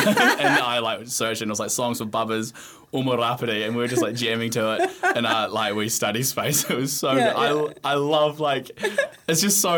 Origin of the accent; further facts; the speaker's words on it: Cromwell, Otago, New Zealand; moved away; I was driving back from Cromwell yesterday, where I'm from.